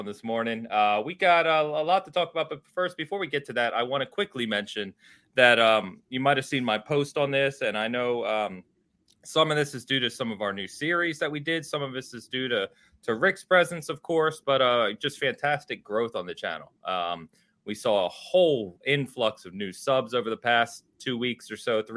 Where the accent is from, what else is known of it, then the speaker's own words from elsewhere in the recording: San Francisco, California, United States; I'm from San Fran